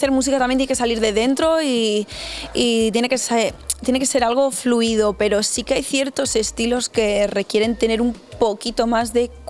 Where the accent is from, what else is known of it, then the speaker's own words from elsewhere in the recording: Miranda de Ebro, Castile and León, Spain; now in Madrid, Spain; pues yo soy de Miranda de Ebro, muy cerquita de aquí, y hago R&B y ahora actualmente estoy viviendo en Madrid.